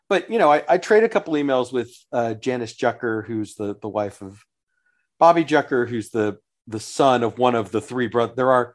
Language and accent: English; Sugar Land, Texas, United States; I grew up in Sugar Land